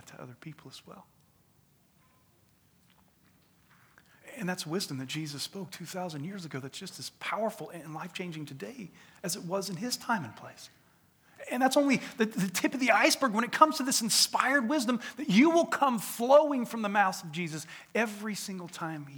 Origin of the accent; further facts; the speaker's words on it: United States; we as the American people